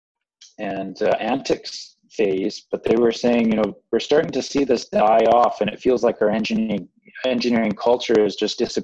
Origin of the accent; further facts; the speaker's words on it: Calgary, Alberta, Canada; we're from Calgary